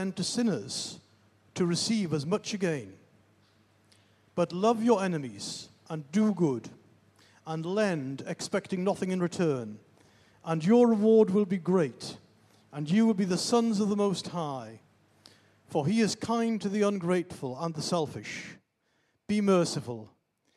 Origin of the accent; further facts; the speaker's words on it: the Northeast, North East England, United Kingdom; moved away; I'm originally from the Northeast.